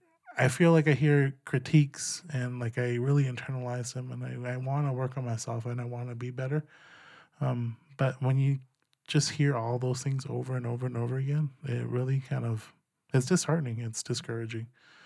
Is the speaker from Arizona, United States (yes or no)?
yes; Gila River, Arizona, United States; I am half Zuni and half Pima. I grew up down in Gila River, south of Phoenix.